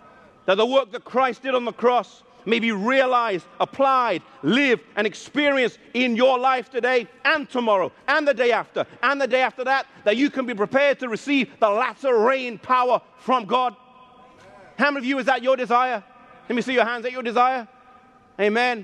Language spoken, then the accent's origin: English; England, United Kingdom; I'm half Icelandic and half Mauritian, though I was born in England